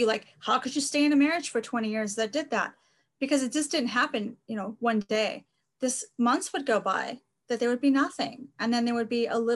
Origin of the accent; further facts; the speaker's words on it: Los Angeles, California, United States; moved away as an adult; now in British Columbia, Canada; I'm from the Los Angeles area originally and currently living in BC, Canada